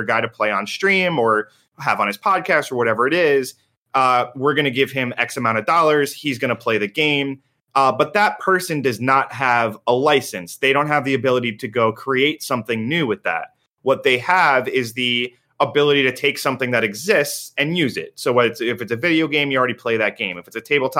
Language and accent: English; East Coast, United States; We are all from the East Coast